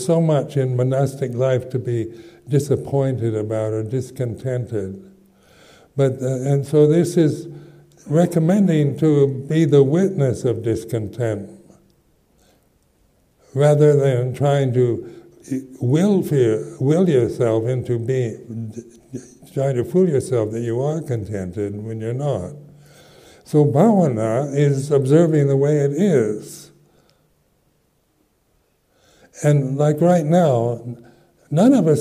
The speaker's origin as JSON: {"language": "English", "country": "United States", "also_born_or_lived": "London, United Kingdom / West Sussex, United Kingdom", "moved": "as an adult", "said": "I'm an American"}